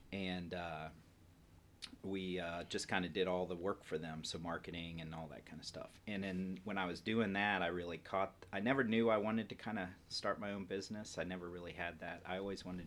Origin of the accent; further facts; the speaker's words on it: Columbus, Ohio, United States; I'm born and raised in Columbus, Ohio